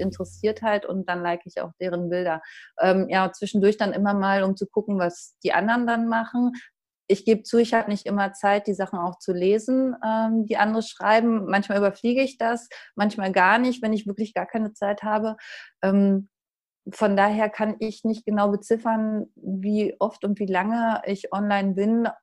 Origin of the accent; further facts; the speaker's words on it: Uckermark, Brandenburg, Germany; now in Dortmund, Germany; aus der Uckermark, das ist nordöstlich von Berlin